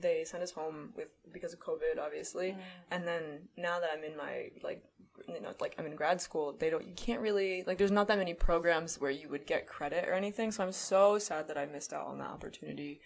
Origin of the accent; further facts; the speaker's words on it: Flemington, New Jersey, United States; moved away as an adult; now in Albany, United States; I'm from Flemington, New Jersey.